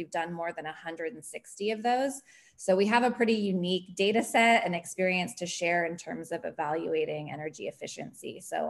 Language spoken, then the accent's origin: English; Napa Valley, California, United States; moved away as an adult; also born or lived in Washington, D.C.; And I'm actually from the Napa Valley. I'm a native.